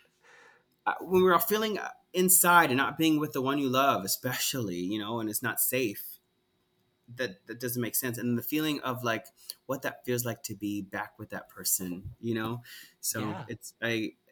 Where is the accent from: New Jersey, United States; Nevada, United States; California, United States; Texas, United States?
New Jersey, United States; Cedar Grove; I'm from Cedar Grove, New Jersey